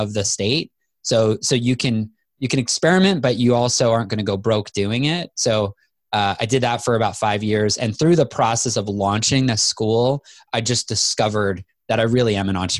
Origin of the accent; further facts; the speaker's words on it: Manitoba, Canada; moved away as an adult; I moved to Manitoba, Canada in fifth grade and lived there all the way through college.